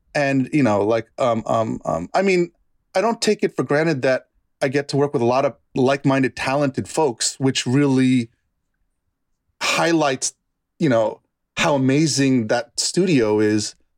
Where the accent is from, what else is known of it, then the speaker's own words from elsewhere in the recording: New York, United States; also born or lived in Bronx / Westchester / Yonkers; I grew up in New York